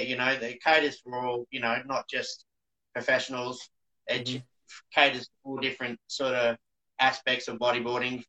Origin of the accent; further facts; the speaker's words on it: Coolangatta, Queensland, Australia; moved away as an adult; also born or lived in Indonesia; when I left my hometown of Coolangatta